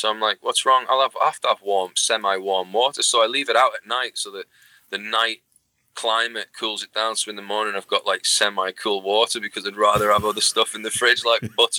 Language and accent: English; Liverpool, North West England, United Kingdom; also born or lived in Toronto, Canada; I mean, I was born in Toronto, Canada. Yeah. And when I was 6 months old, I went back to Liverpool.